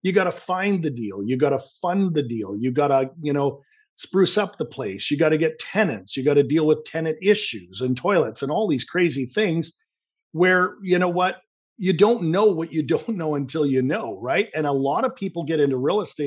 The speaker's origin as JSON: {"language": "English", "town": "Vancouver", "region": "British Columbia", "country": "Canada", "accent": "Canadian", "said": "I'm from Vancouver, Canada. You might detect a little bit of a Canadian accent."}